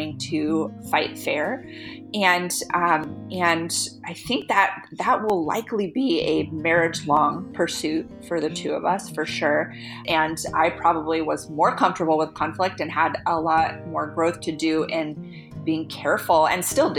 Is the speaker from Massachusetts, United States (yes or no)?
no; California, United States; moved away as an adult; now in Washington, D.C., United States; I grew up on the West Coast in California